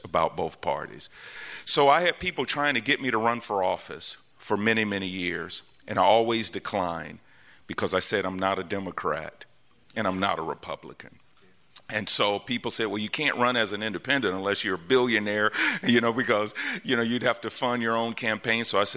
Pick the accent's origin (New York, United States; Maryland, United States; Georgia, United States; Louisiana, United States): Georgia, United States; Atlanta; also born or lived in Tennessee; born and raised here in Atlanta.